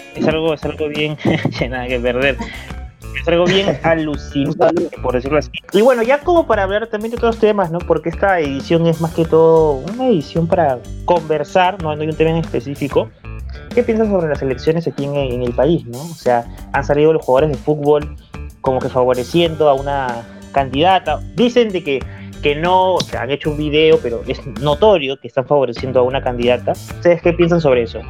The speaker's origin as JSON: {"language": "Spanish", "country": "Peru", "said": "mi país"}